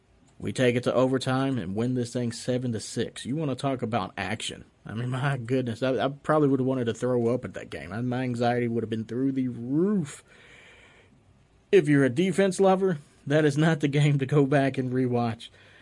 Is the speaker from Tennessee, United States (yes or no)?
yes; Nashville, Tennessee, United States; moved away; I grew up in Nashville. I'm a Nashville teams fan. I'm a Tennessee teams fan.